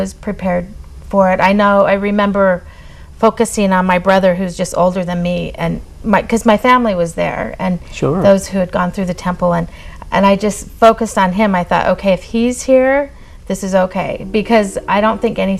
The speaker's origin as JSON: {"language": "English", "town": "Salt Lake City", "region": "Utah", "country": "United States", "tie": "born or raised there", "said": "I was born here in Salt Lake City. Yeah. I'm the seventh of nine children, a big, very Mormon family. I usually say I come from a royal Mormon family."}